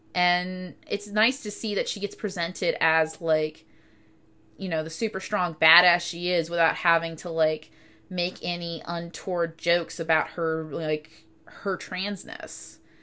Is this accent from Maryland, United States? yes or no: no; Cartersville, Georgia, United States; I grew up in Northwest Georgia, uh, specifically in, um, Cartersville.